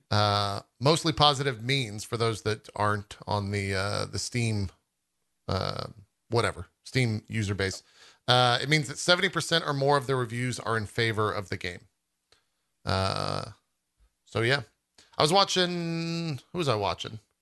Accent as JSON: {"language": "English", "region": "Texas", "country": "United States", "tie": "born or raised there", "said": "growing up in Texas"}